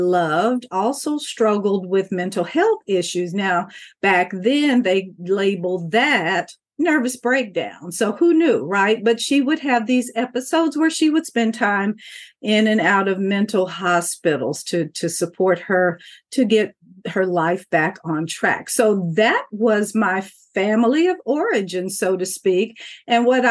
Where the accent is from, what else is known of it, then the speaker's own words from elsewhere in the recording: Kentucky, United States; as a child, I grew up in the Commonwealth of Kentucky